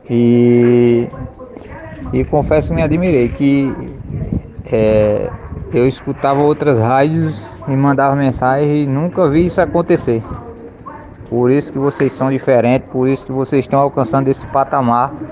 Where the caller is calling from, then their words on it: Pernambuco, Brazil; sou aqui do Vassoural.